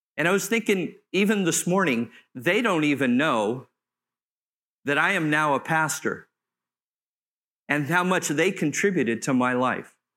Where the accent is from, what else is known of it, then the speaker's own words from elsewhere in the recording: Southern California, United States; I grew up in Southern California near the beach